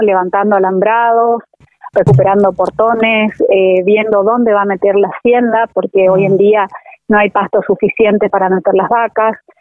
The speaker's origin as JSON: {"language": "Spanish", "region": "Corrientes", "country": "Argentina", "said": "yo soy correntina"}